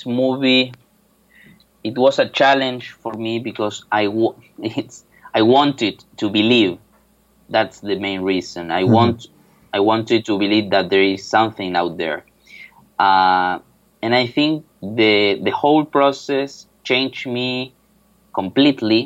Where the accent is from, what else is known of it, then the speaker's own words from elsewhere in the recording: Buenos Aires, Argentina; moved away as an adult; now in Seville, Spain; I'm from Buenos Aires, Argentina